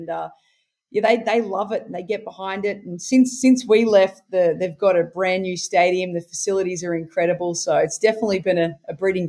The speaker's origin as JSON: {"language": "English", "town": "Wollongong", "region": "New South Wales", "country": "Australia", "tie": "born or raised there", "said": "So I grew up in Wollongong and then I guess played state stuff with New South Wales Country throughout my juniors."}